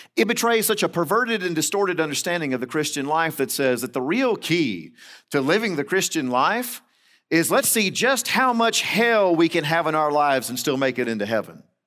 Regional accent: Central Florida, United States; moved away; I grew up in Central Florida

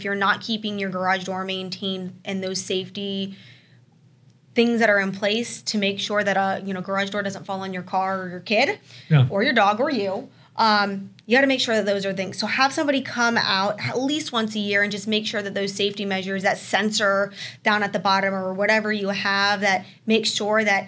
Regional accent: Florida, United States; now in Arizona, United States; I'm originally from Florida

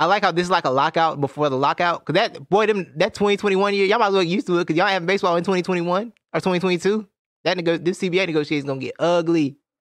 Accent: Georgia, United States; Growing up in the South, I'm from Georgia

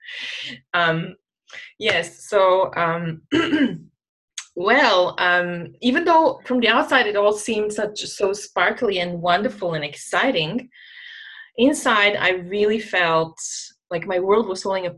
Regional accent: Croatia; moved away as an adult; also born or lived in Jakarta, Indonesia; I was sent by my home country, Croatia, to Jakarta

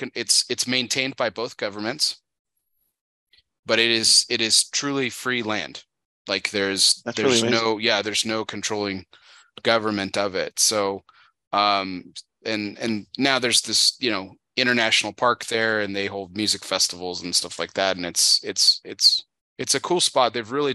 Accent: El Paso, Texas, United States; my hometown in El Paso, Texas.

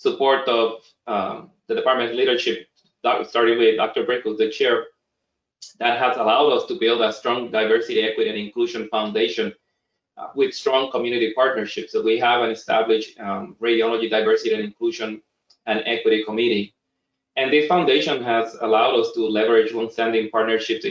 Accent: Puerto Rico; now in Boston, United States; I'm, you know, born and raised in Puerto Rico

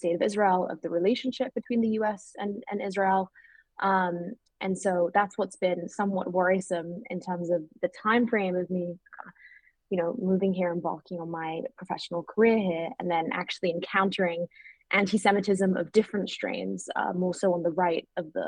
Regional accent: London, United Kingdom; moved away as an adult; now in United States; when I was growing up in London in the United Kingdom

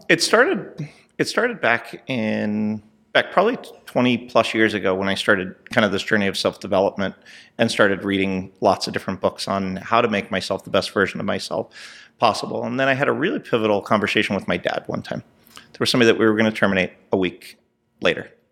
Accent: Southern California, United States; moved away as an adult; also born or lived in New Jersey; now in Texas, United States; I was born in New Jersey, and I was raised in Southern California

